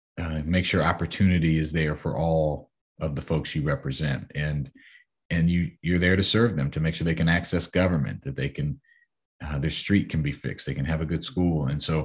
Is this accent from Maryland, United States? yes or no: yes; Silver Spring, Maryland, United States; You know, growing up in the Silver Spring area, obviously, you know exactly where my mom worked and my stepdad worked.